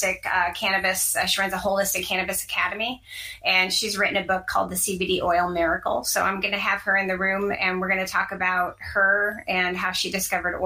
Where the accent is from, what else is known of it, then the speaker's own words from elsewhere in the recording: Iowa, United States; I'm from Iowa